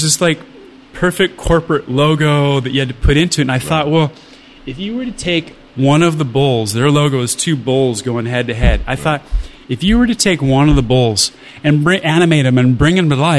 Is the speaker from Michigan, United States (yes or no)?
no; Orange County, California, United States; I grew up in the middle of the surf industry. So I grew up in Orange County.